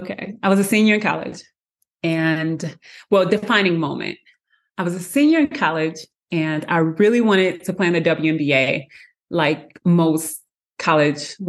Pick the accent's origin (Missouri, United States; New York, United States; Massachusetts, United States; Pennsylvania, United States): Missouri, United States; St. Louis; I am originally from St. Louis, Missouri.